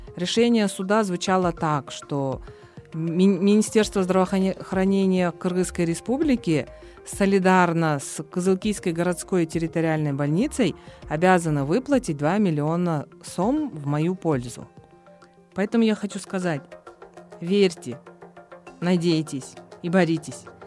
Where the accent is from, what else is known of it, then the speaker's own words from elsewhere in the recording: Kyzyl-Kiya, Batken Region, Kyrgyzstan; в родном городе